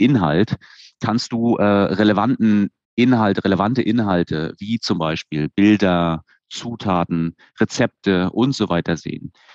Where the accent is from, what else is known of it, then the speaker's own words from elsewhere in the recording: Stralsund, Mecklenburg-Vorpommern, Germany; Also ich bin in Stralsund geboren und aufgewachsen.